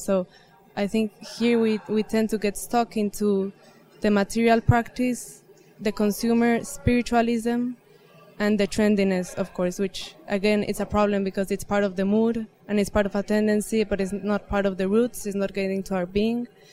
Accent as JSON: {"language": "English", "country": "Mexico", "moved": "yes", "said": "I'm from Mexico"}